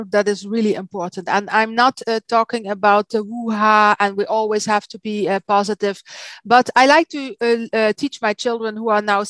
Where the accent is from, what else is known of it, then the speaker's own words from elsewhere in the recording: Maastricht, Limburg, Netherlands; English is a second language; now in Belgium; I'm from Holland. I'm from the south of Holland, from Maastricht.